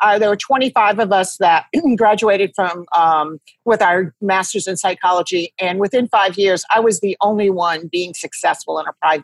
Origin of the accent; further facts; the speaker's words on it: Rhode Island, United States; moved away as an adult; also born or lived in Toledo, Ohio / Houston, Texas; I grew up in Rhode Island, and I went to Toledo, Ohio out of school